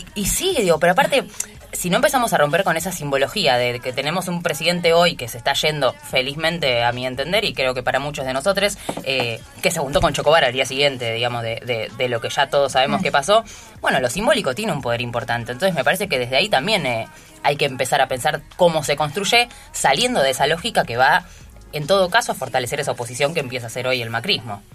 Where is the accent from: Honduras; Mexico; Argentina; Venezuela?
Argentina; como argentino como latinoamericanos, en nuestra patria grande